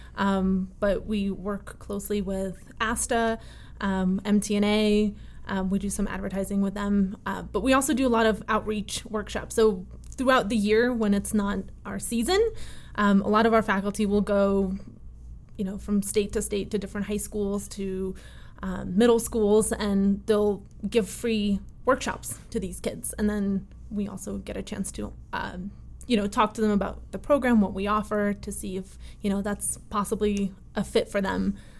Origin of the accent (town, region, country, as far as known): Connecticut, United States; born or raised there; also born or lived in Russia